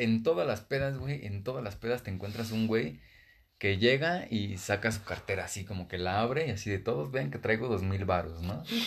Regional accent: Ecatepec, State of Mexico, Mexico; venimos de acá, ¿no? Que venimos de Catepec

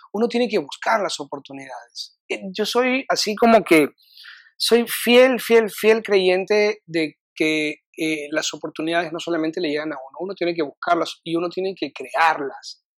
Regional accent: Lima, Peru; moved away as an adult; now in Austin, United States; Cuando yo vine a Austin, eh, vine un poquito por porque salí corriendo de Perú por temas personales

